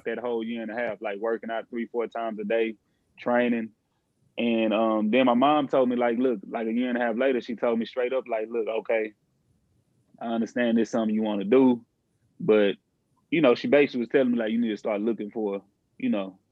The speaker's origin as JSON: {"language": "English", "town": "Houston", "region": "Texas", "country": "United States", "tie": "born or raised there", "said": "I'm from Ailey, Texas, Houston to be exact. Ailey, kind of like the inner city, so to speak. I grew up single parent household"}